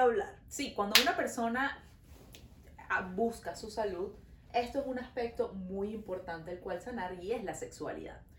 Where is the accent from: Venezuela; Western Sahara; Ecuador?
Venezuela; now in Montreal, Canada; Nosotros somos dos amigas venezolanas viviendo en Montreal